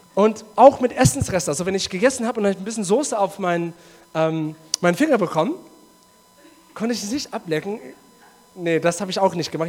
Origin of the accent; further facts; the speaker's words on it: South Africa; German is a second language; moved away; in Südafrika, wo ich herkomme